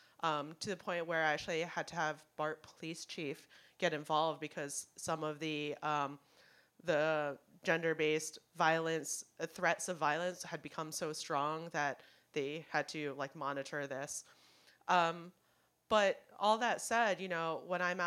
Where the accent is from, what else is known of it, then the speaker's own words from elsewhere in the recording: Hong Kong; now in United States; I'm from Hong Kong.